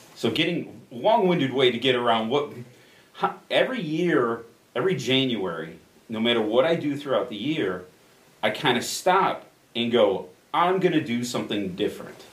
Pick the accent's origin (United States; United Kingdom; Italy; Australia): United States; Addison, Illinois; born or raised there; also born or lived in Chicago, Illinois